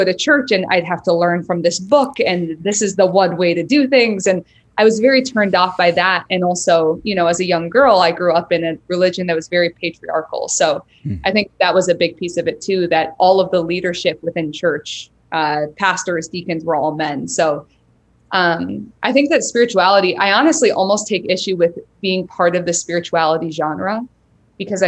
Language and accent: English; Grand Rapids, Michigan, United States; I was raised in the Midwest in Michigan